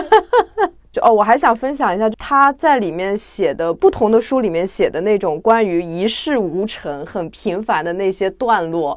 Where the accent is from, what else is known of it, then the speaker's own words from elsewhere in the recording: Jiangsu-Zhejiang area, China; 困觉是一个我们江浙那边的术语，啊。就是我那边叫快钩